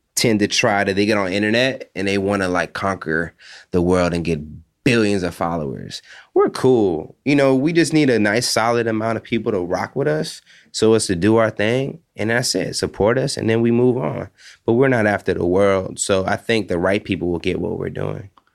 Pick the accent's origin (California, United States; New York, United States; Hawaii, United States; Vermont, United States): Hawaii, United States; growing up there, it just kinda opened my eyes to different cultures.